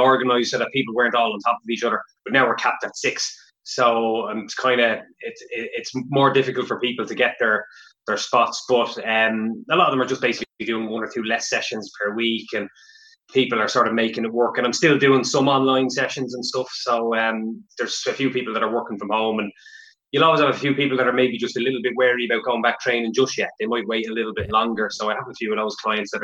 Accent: Meath, Leinster, Ireland; I'm from Mead originally

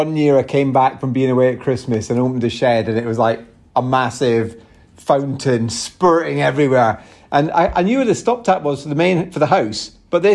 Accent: Scotland, United Kingdom; I'm from Scotland.

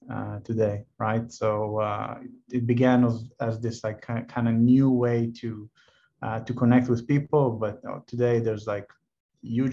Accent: Tel Aviv, Tel Aviv District, Israel; I'm born and raised in Tel Aviv

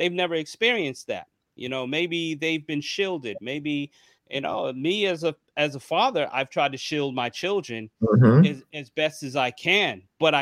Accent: New York, United States; me growing up in New York, taking public transportation

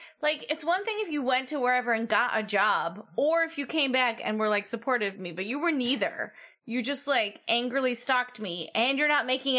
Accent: Chicago, Illinois, United States; as a Chicagoan

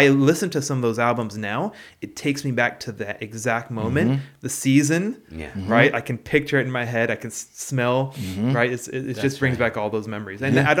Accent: Washington, United States; Yeah, I grew up in Washington State.

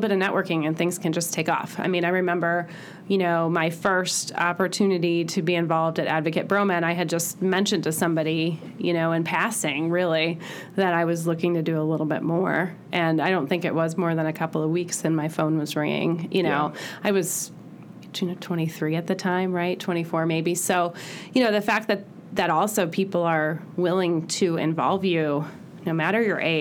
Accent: Chicago, Illinois, United States; moved away as an adult; also born or lived in Monmouth, Illinois / Champaign, Illinois; now in Bloomington, United States; I grew up in the suburbs of Chicago

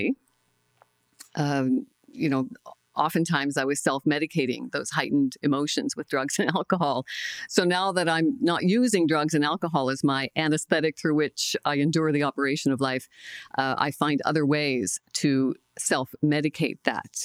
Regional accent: Glace Bay, Nova Scotia, Canada; I'm from Cape Breton, Nova Scotia, a small coal mining town called Glace Bay.

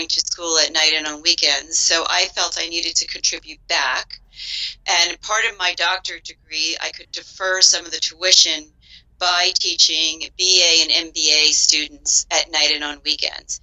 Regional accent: New York City, New York, United States; now in Silicon Valley, United States; originally, I'm actually from New York City

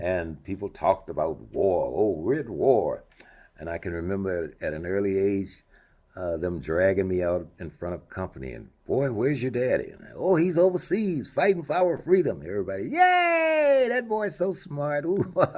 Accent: Monroe, Louisiana, United States; moved away as an adult; now in Anchorage, United States; I grew up in Louisiana

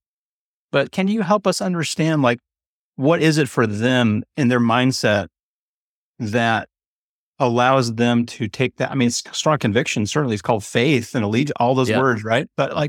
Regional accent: United States; as an American

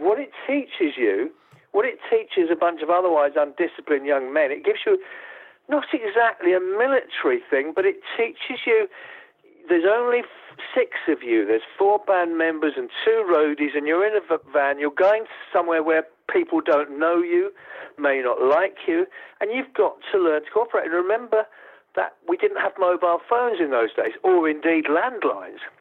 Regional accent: Essex, East Anglia, East of England, United Kingdom; I'm an East Anglian. You know, I'm from Essex in East Anglia

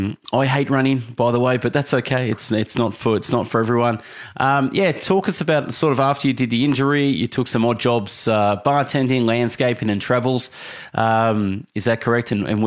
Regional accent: Melbourne, Victoria, Australia; I'm from Melbourne, no. Australia.

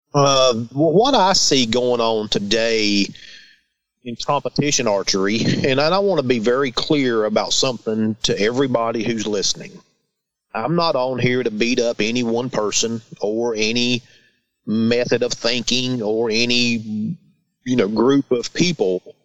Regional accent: Christiansburg, Virginia, United States; I am from Southwest Virginia, a little town called Christiansburg

